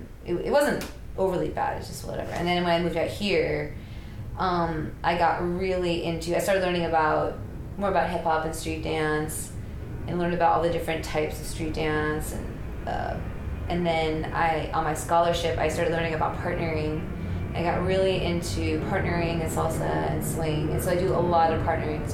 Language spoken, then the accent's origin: English; Miami, Florida, United States; I grew up in Miami, Florida